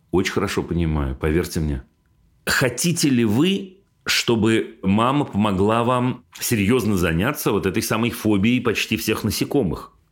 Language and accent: Russian; Belgorod, Belgorod Oblast, Russia; А еще потому, что мы сами из Белгорода, а дача у нас в 15 километрах от границы с Харьковской областью, и довольно часто слышны запуски ракет и все такое